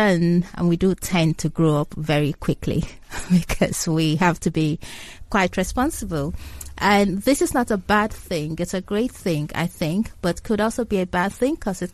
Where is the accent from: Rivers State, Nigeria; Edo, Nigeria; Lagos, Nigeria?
Lagos, Nigeria; also born or lived in Abia State, Nigeria; I was originally born in Abia State, but I was brought up in Lagos State